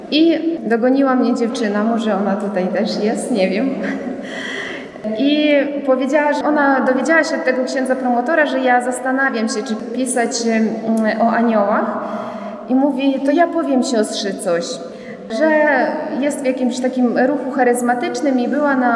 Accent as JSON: {"language": "Polish", "country": "Ukraine", "said": "Pochodzę z Ukrainy, z polskiej rodziny."}